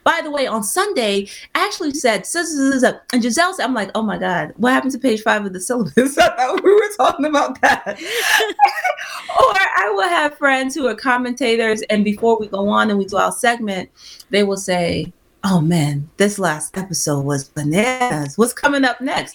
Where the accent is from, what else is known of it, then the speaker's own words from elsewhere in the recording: Nigeria; I'm Nigerian